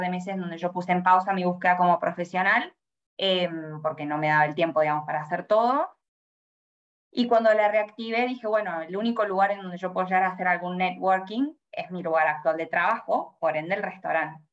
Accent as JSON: {"language": "Spanish", "region": "Córdoba", "country": "Argentina", "also_born_or_lived": "Sydney, Australia", "moved": "as an adult", "lives_now": "Melbourne, Australia", "said": "yo tengo 26 años, soy de Córdoba, Argentina"}